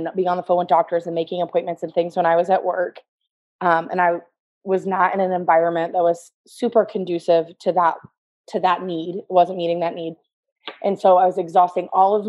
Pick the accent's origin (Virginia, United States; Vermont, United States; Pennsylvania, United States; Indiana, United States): Indiana, United States; Tipton; I grew up in Tipton. I've lived here